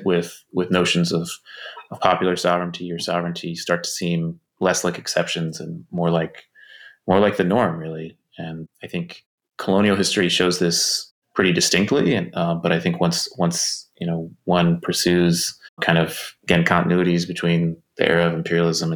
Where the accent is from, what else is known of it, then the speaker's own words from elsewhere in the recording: United States; I grew up in the United States